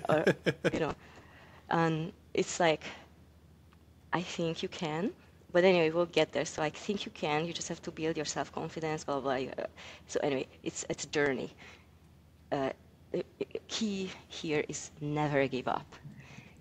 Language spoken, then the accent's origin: English; Hungary; moved away; I'm from Hungary